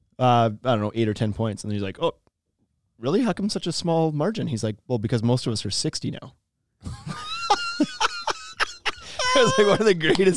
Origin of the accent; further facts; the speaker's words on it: Canada; we were just chatting a little bit about hockey because we're Canadian.